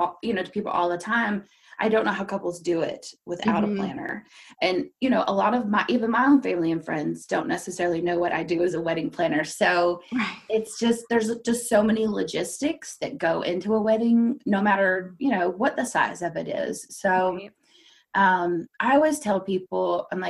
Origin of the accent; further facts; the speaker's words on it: D.C., District of Columbia, United States; also born or lived in Kentucky; now in Lexington, United States; I grew up just outside of Washington, D.C.